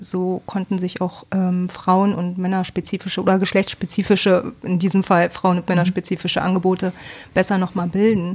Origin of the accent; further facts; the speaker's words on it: Bremen, Germany; now in Bremerhaven, Germany; Ich komme aus Bremen, also nicht ursprünglich, aber ich wohne hier schon eigentlich mein Leben lang